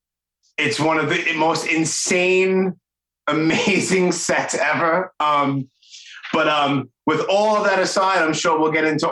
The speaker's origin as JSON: {"language": "English", "region": "New York", "country": "United States", "tie": "born or raised there", "said": "born and raised in New York in Brooklyn"}